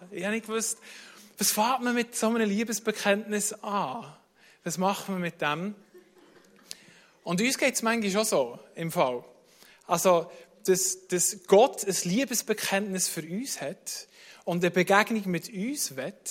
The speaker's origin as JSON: {"language": "German", "region": "Bern", "country": "Switzerland", "tie": "born or raised there", "said": "sind wir mit zwei Familien, sind wir, äh, in Bernbiet aufgewachsen, sind wir in Taren schwimmen."}